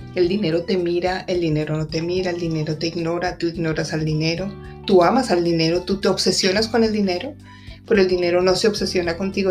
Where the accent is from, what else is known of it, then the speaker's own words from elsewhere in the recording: Colombia; now in Washington, United States; En mi país de origen, que es, eh, es, Colombia